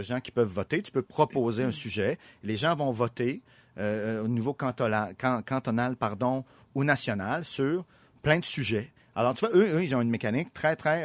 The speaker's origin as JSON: {"language": "French", "region": "Quebec", "country": "Canada"}